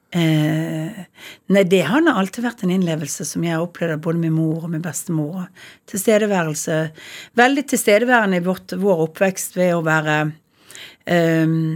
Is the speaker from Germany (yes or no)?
no; Bergen, Vestland, Norway; Jeg er født på Arna, og så er jeg oppvokst i begynnelsen av Åsterveien